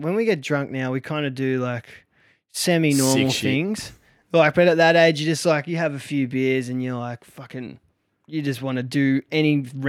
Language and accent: English; Australia